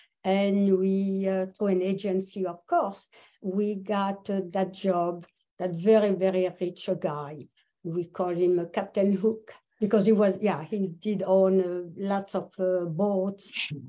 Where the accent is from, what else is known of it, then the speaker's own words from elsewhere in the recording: Paris, Île-de-France, France; also born or lived in Los Angeles, United States; now in United States; I was born in Paris. And then I moved on to the USA like 46 years ago.